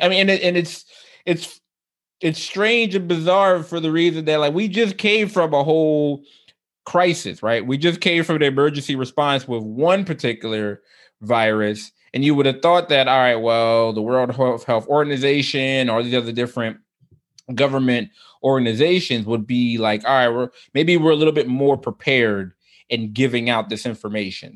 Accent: United States; I can only speak as an American

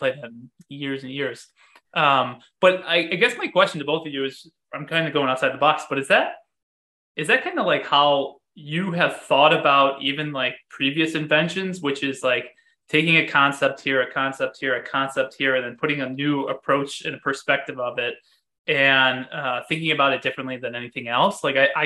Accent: Chicago, Illinois, United States; I'm from Chicago. Oh, so I live outside of Chicago right now

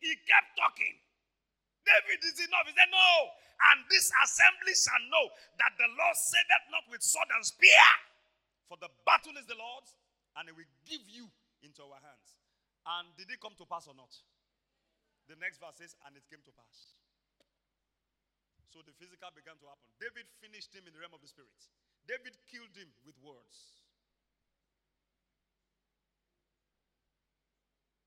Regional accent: Iboropa-Akoko, Ondo, Nigeria; I come from Iboropakoko, Ondo State, Nigeria

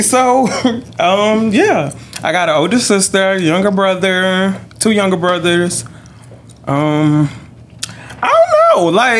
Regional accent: Columbia, South Carolina, United States; I am 23. I've been, you know, I was born and raised in Colombia.

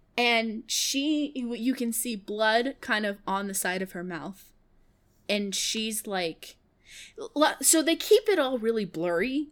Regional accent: Kansas, United States; moved away; I lived in Kansas. I was born in Kansas

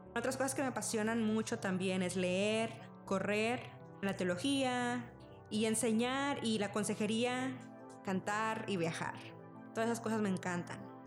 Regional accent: Rio Grande Valley, Texas, United States; moved away as an adult; also born or lived in Mexico; now in Austin, United States; soy mexicana, pero crecí casi toda mi vida en el Valle de Texas

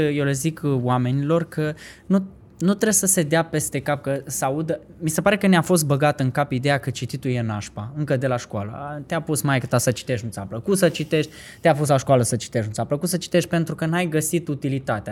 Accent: Vaslui, Vaslui County, Romania; moved away as an adult; now in Bucharest, Romania; când am plecat de la Vaslui, că sunt din Vaslui, când am venit încoace spre București

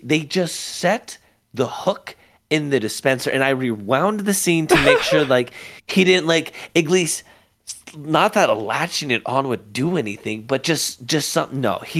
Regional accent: Las Vegas, Nevada, United States; it's happened at the Bank of America by where we grew up here in Vegas.

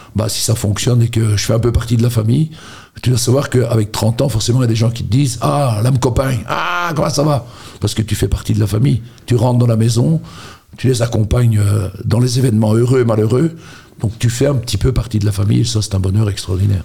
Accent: Charleroi, Wallonia, Belgium; je suis originaire de Marchienne

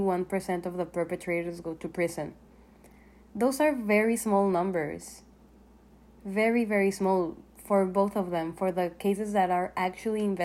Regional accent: Mexico; now in Canada; I'm from Mexico, one of the leading countries in violence against women in the world

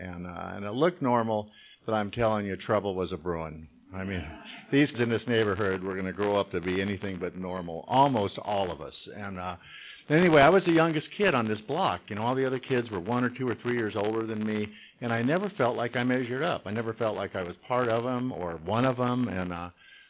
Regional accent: Long Beach, California, United States; I was born and raised in Long Beach

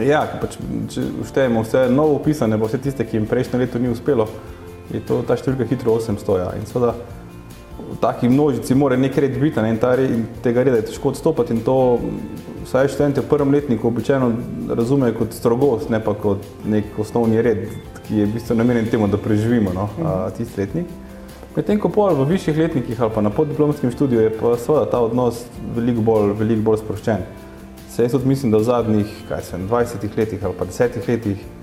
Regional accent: Carinthia, Slovenia; v osnovi izhajam iz Koroške

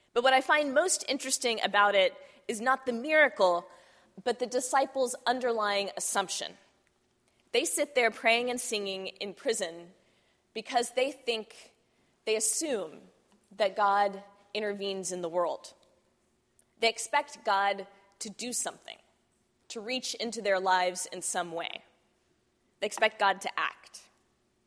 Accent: Texas, United States; I grew up in Texas

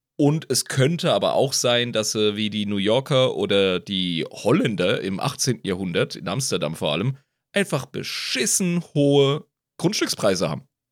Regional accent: Rhineland-Palatinate, Germany; now in Switzerland; Als Pfälzer

